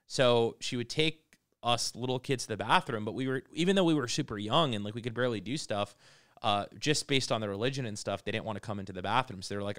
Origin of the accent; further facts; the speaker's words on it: United States; I'm an Arab. I grew up in the United States, and I went to school during 9/11.